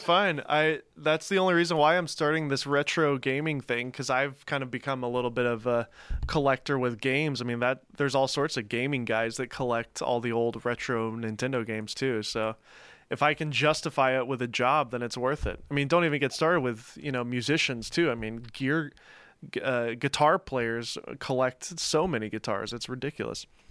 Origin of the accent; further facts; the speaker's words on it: Mount Juliet, Tennessee, United States; also born or lived in Los Angeles, California / Nashville, Tennessee; I grew up in Mount Juliet.